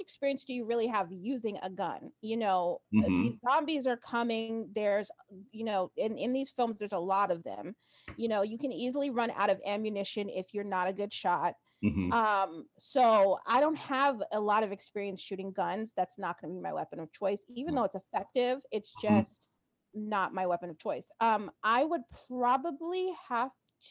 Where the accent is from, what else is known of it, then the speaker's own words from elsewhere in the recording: New Jersey, United States; also born or lived in New York / Boston; I grew up in New Jersey, which is a state here, and I lived in New York for some time, and I also lived in Boston